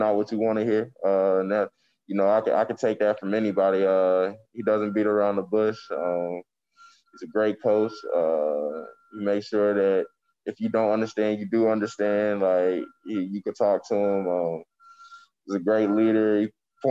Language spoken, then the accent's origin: English; Charlotte, North Carolina, United States; I'm from Charlotte